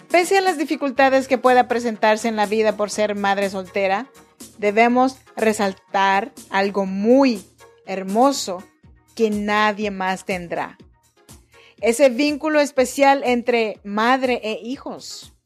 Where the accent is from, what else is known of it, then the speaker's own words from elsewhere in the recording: Chinantla region, Oaxaca, Mexico; Yo nací en Oaxaca, México, en la región chinanteca